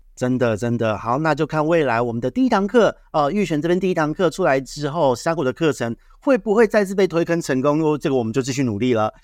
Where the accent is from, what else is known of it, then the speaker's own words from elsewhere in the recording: Taiwan; 我们台湾这边